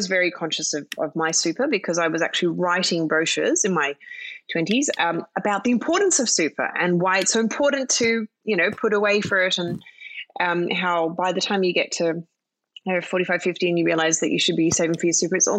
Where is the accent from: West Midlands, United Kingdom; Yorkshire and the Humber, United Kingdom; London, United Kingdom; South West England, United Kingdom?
London, United Kingdom; born there; also born or lived in Philippines / Australia; So I was born in London. And spent, I think, 4 years there, and then spent 4 years in the Philippines, and then moved to Australia.